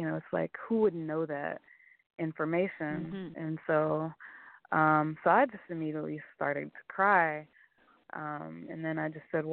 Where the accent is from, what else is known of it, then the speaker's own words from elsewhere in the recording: Oklahoma, United States; moved away; also born or lived in Oakland; I said, Oklahoma